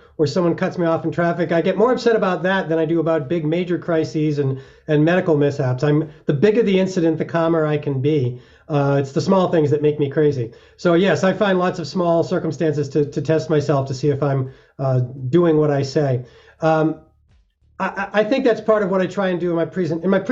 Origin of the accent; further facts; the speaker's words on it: Massachusetts, United States; now in Colorado, United States; I was 13 years old in my home state of Massachusetts